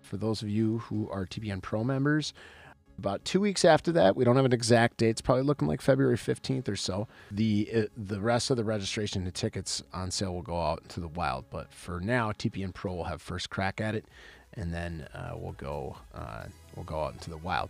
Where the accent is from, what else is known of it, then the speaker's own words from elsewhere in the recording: Wisconsin, United States; I am from Wisconsin